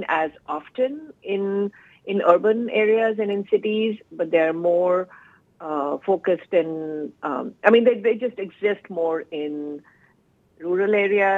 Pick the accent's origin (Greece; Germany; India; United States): India; moved away as an adult; So my childhood and teenage years were spent in India. I was born and raised in India